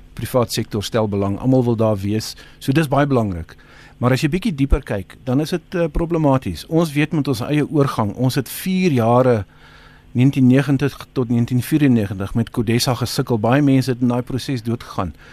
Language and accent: Afrikaans; South Africa; ons as Suid-Afrikaners